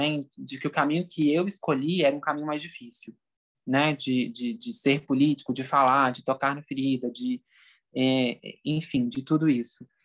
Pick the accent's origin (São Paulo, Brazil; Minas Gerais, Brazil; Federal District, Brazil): Minas Gerais, Brazil; É, eu nunca vou esquecer, por exemplo, né, como mineiro, assim, né?